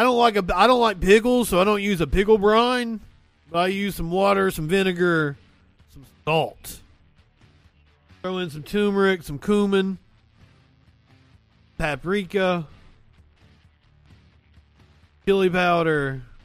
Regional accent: Appalachia, United States; I'm from Appalachia

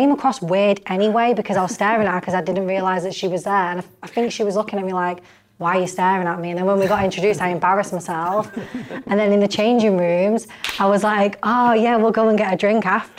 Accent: Warrington, North West England, United Kingdom; also born or lived in Wigan; I am not from Wigan. Can we clarify that? I am from Warrington.

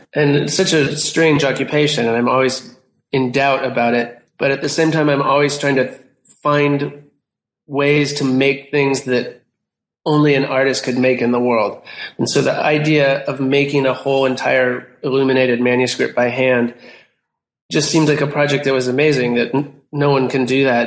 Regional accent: United States; I'm an American and I'm a visual artist

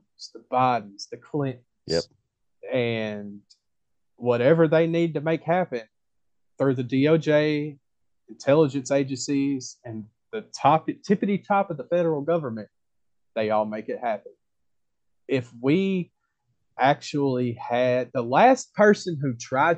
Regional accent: United States

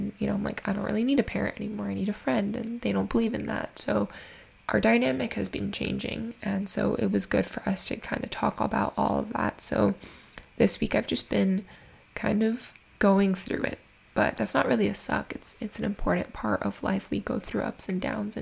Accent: Miami, Florida, United States; I'm born and raised in Miami

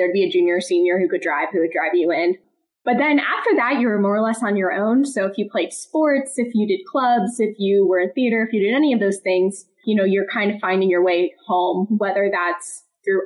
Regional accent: Kensington, Maryland, United States; also born or lived in Wheeling, West Virginia; I grew up in Kensington, Maryland, which is a suburb of Washington, D.C., and I grew up my entire life there.

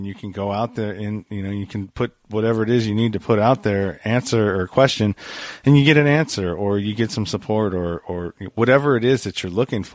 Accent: California, United States; California. I live in the Bay Area, the Eastern Bay Area. So I'm out by the Delta

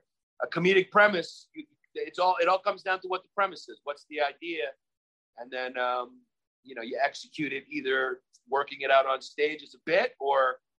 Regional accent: New York City, New York, United States; I'm from Brooklyn, New York.

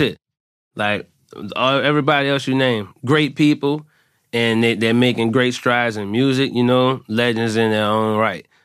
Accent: New Orleans, Louisiana, United States; everybody knew I was from New Orleans

